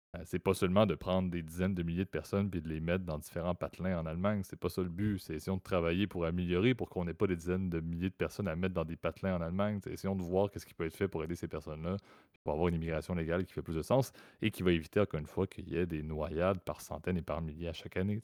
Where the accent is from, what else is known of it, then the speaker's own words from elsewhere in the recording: Canada; ma vision en tant que Canadien